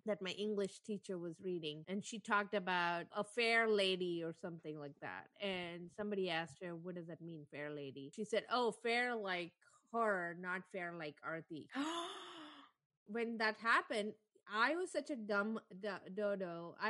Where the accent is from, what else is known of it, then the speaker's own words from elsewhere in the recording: South India, India; So I am a South Indian, so I'm darker than North Indian. So when I was growing up, I grew up in the North for a bit.